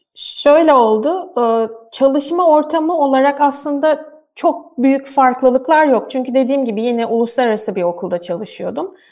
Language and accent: Turkish; Turkey; moved away as an adult; now in Germany; bütün eğitim hayatım boyunca e, hani tamamen Türk sisteminde yetiştim